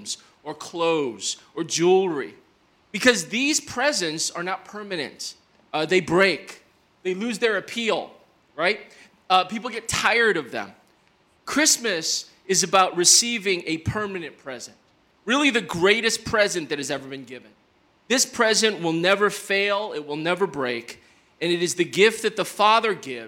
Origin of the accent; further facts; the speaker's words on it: Toledo, Ohio, United States; I grew up in Toledo, Ohio